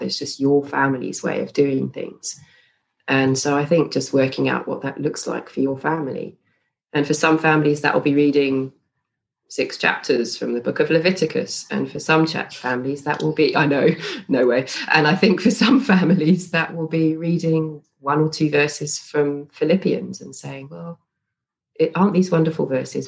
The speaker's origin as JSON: {"language": "English", "country": "United Kingdom", "moved": "as an adult", "lives_now": "Stellenbosch, South Africa", "said": "I am British, but I'm married to a South African, and we moved here about"}